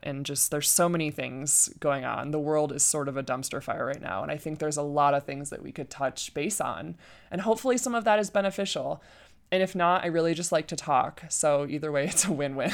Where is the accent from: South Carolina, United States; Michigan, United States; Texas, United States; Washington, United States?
Michigan, United States; Flint; now in Colorado, United States; I was born and raised in Michigan, Flint, Michigan